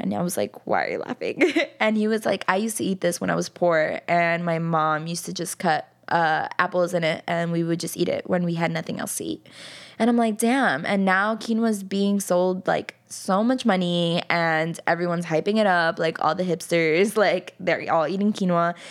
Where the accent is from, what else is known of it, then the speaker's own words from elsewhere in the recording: New York City, New York, United States; I grew up in Jackson Heights, which is a predominantly Colombian neighborhood